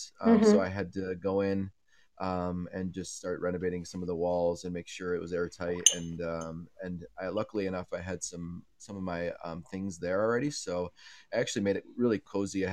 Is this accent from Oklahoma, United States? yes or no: no; upstate New York, United States; also born or lived in Portland, Maine / Buffalo; I grew up on a dairy farm in upstate New York